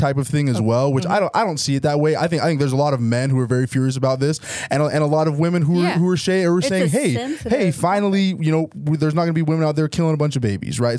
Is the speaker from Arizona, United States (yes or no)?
no; Logan, Utah, United States; also born or lived in Houston, Texas; I'm originally from Houston, Texas. But I've lived in Logan, Utah since I was about 8 years old.